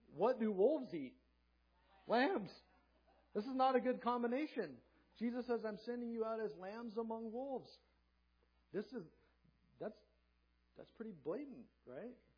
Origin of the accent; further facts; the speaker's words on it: Southern California, United States; also born or lived in Hanford, California; I grew up in Southern California, sunny beach town